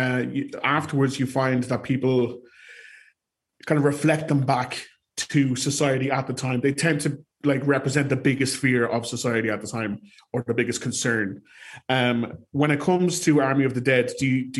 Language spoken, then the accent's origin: English; Ireland; as an Irish viewer